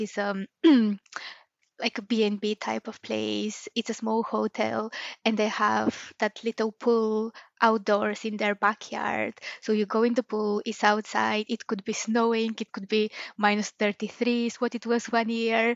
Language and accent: English; Bulgaria; moved away as an adult; also born or lived in Stirling, Scotland; now in Glasgow, United Kingdom; I'm originally from Bulgaria